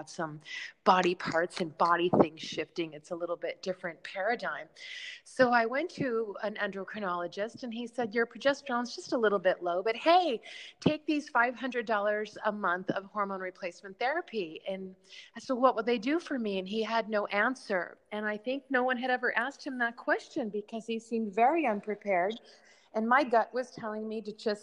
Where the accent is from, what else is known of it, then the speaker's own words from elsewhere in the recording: Chicago, Illinois, United States; now in New York City, United States; I'm from Chicago.